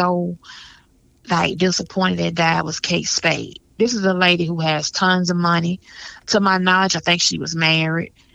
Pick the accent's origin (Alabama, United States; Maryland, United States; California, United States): Alabama, United States; Birmingham; moved away; also born or lived in Atlanta, Georgia; I'm originally from Birmingham, Alabama. I'm back here now.